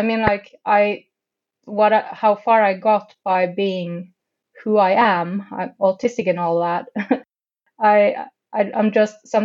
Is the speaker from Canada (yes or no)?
no; Tromsø, Troms, Norway; also born or lived in London, United Kingdom; now in Oslo, Norway; I'm from Tromsø, and that is the Arctic, actually